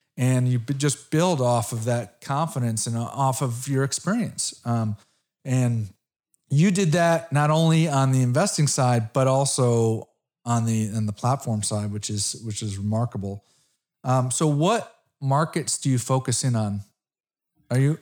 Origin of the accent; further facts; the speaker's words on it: Connecticut, United States; I'm from Connecticut.